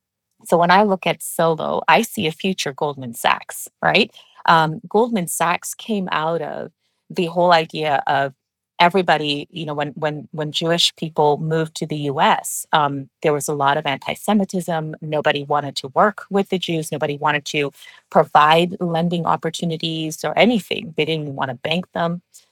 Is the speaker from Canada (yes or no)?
no; Pakistan; born there; moved away; You know, I'm from Pakistan. That's where I was born.